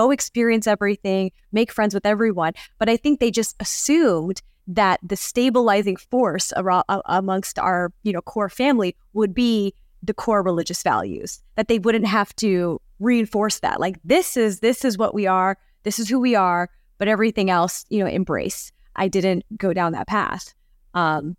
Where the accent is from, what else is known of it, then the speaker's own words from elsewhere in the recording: India; I don't really know much. I'm Indian. And then I like stuck with my Indian friends and I joined the Indian Student Union.